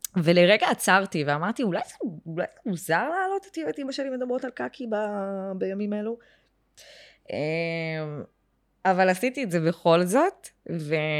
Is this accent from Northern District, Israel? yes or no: no; Beersheba, Southern District, Israel; moved away as an adult; now in Tel Aviv, Israel; אני באר שבעית, באר שבעית גאה, בורן אנד רייז, היום בתל אביב, אבל עדיין מאוד באר שבעית